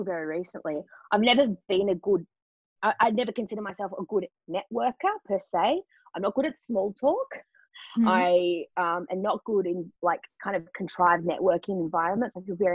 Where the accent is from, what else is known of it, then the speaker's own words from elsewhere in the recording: Melbourne, Victoria, Australia; moved away as an adult; also born or lived in London; got a job in Melbourne, which is my hometown.